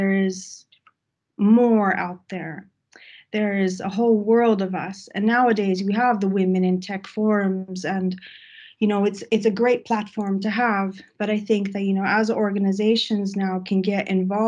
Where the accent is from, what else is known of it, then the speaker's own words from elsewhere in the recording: Texas, United States; now in Sweden; I come from Texas, so this is a big jump going to Sweden